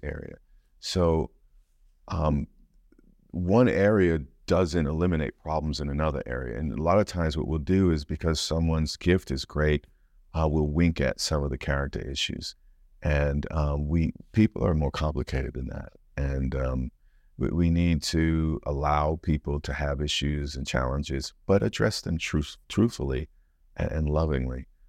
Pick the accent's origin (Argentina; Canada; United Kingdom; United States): United States; as an American